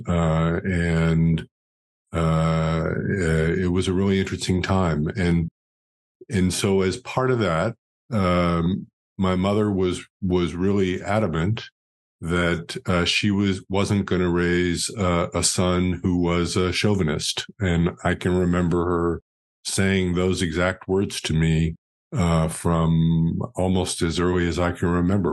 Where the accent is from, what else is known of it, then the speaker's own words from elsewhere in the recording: New York City, New York, United States; moved away as an adult; also born or lived in Rhode Island; now in Dallas, United States; I grew up in Greenwich Village in New York City